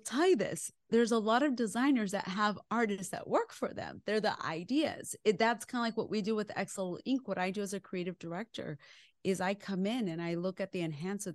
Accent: West Texas, United States; also born or lived in Chihuahua, Mexico (parents' origin); I am a girl that was born in West Texas

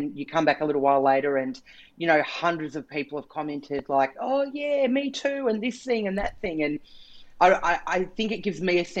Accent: Canberra, Australian Capital Territory, Australia; I grew up in Canberra

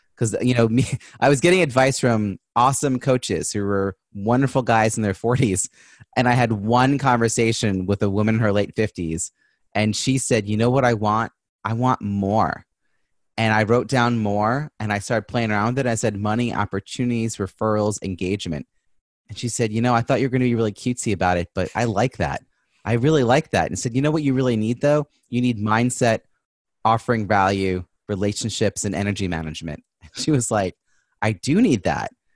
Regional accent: New York, United States; now in Boston, United States; I'm originally from New York

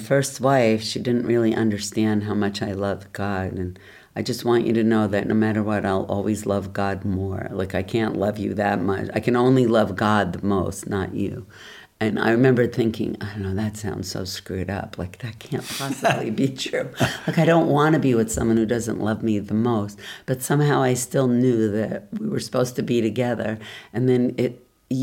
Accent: New Jersey, United States; I grew up in suburban New Jersey

